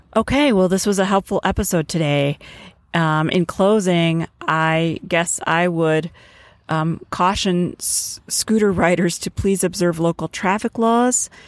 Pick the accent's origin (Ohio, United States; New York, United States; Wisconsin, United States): Wisconsin, United States; my home state of Wisconsin